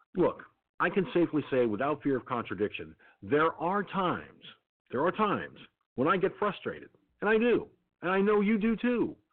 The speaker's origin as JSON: {"language": "English", "country": "United States", "tie": "born or raised there", "said": "I'm an American citizen. I was born, raised, and crazed in this country"}